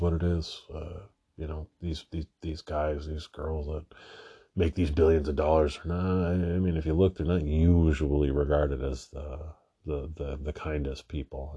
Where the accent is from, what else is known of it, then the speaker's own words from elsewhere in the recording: Toronto, Ontario, Canada; I'm from Canada